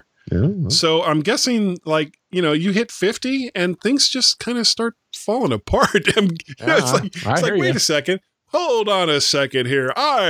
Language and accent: English; Florida, United States; But, you know, I am a blonde from Florida, so...